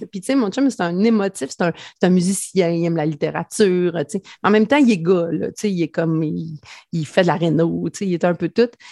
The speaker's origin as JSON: {"language": "French", "town": "Mandeville", "region": "Quebec", "country": "Canada", "tie": "born or raised there", "also_born_or_lived": "Saint-Gabriel", "said": "je viens de Mandeville, en fait, euh, qui est comme le village voisin d'où j'habite maintenant. Là, je suis revenue vraiment euh, aux sources"}